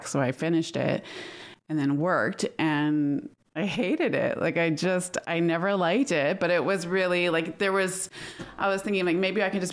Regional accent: New Westminster, British Columbia, Canada; also born or lived in Vancouver / Victoria; I was born here.

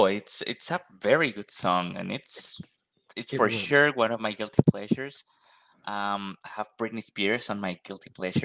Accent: Colombia; I'm from Colombia

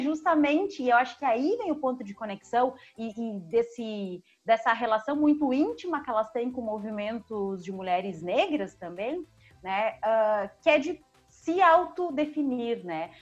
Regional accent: Uruguay; now in Brazil; eu também sou uma pessoa migrante, né? Eu vim do Uruguai, estou no Brasil, uh, passei né, toda a minha alfabetização em um país que tem seus N problemas

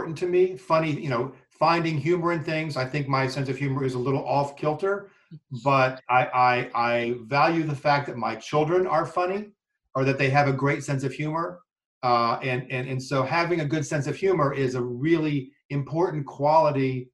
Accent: southern Delaware, United States; also born or lived in West Virginia / Little Rock, Arkansas / New York City / Pennsylvania; now in Syracuse, United States; I grew up in a really rural town in southern Delaware, a town of about 1,600 people.

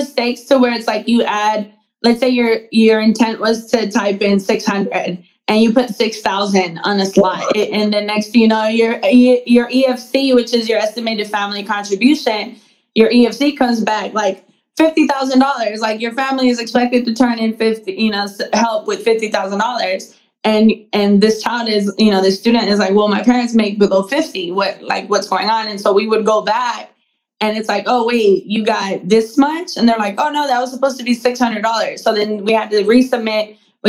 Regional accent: Mexico; I know when I was growing up, you know, I'm from Mexico. I was born in Mexico.

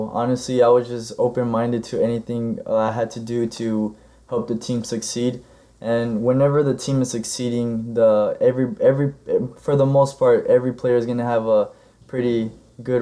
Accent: Jonesboro, Georgia, United States; also born or lived in Chicago, Illinois; I moved to Georgia when I was 7

